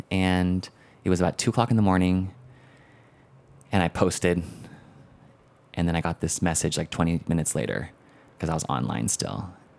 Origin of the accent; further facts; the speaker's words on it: Philippines; That is my middle name by default of being Filipino.